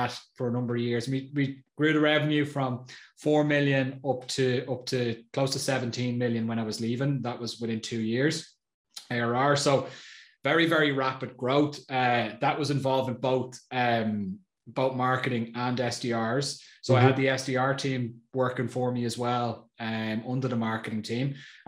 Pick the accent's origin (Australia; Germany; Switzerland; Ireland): Ireland; now in Austria; I'm Irish, live in Austria